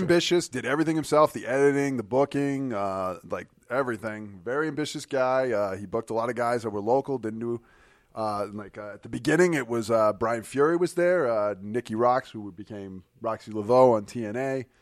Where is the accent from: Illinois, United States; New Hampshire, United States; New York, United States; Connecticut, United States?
New Hampshire, United States; Keene; I was from Keene, New Hampshire